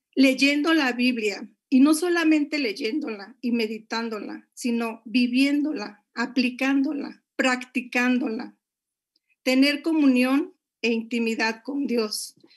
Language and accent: Spanish; Monterrey, Nuevo León, Mexico; moved away as an adult; now in Puebla, Mexico; yo soy de la ciudad de Monterrey